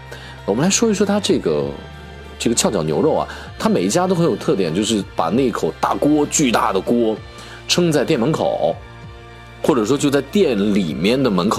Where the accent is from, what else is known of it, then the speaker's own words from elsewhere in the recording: Shaanxi, China; moved away; also born or lived in Chengdu; 我们陕西人